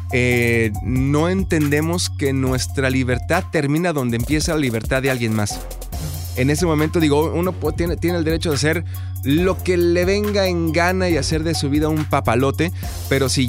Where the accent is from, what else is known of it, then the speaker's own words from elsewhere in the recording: Ciudad Juárez, Chihuahua, Mexico; now in Dallas, United States; Soy de Ciudad Juárez.